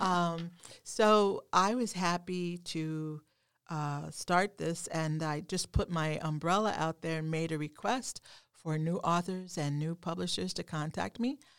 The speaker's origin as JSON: {"language": "English", "region": "Oklahoma", "country": "United States", "tie": "born or raised there", "also_born_or_lived": "New England", "moved": "yes", "said": "growing up in Oklahoma, um, not far from Texas"}